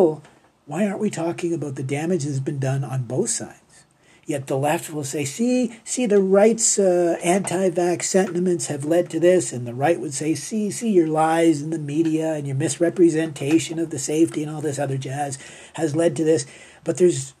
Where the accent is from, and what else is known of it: Canada